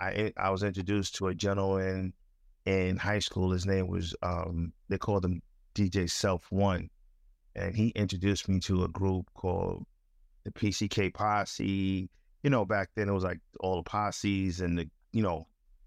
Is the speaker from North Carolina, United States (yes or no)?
no; Crown Heights, New York, United States; You know, growing up in Crown Heights, you know, you were exposed to a whole bunch of things.